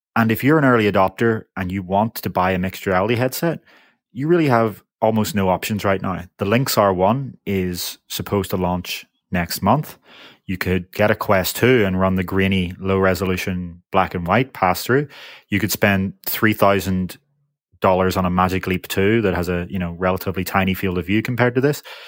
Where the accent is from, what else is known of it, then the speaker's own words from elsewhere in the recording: United Kingdom; I am from the United Kingdom